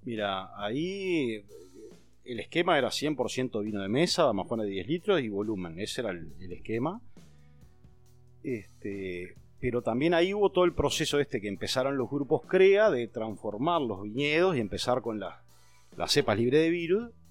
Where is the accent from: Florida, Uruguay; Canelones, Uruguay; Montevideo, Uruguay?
Canelones, Uruguay; Canelón Chico; yo nací en Canelón Chico, eh, en una casa que está pegada a la bodega